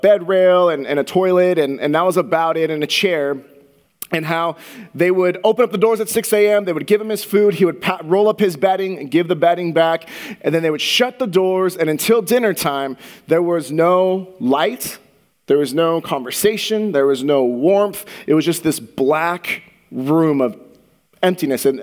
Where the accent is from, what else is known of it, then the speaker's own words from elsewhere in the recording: Santa Clara, California, United States; I grew up in the Bay Area, in Santa Clara, which is a little bit south of San Francisco